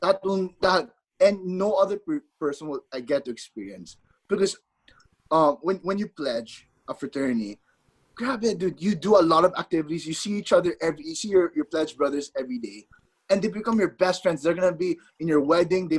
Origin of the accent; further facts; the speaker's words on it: Philippines; now in Arizona, United States; the fact I'm not from Arizona, the fact I'm from the Philippines, I was culture shocked when I moved to Arizona.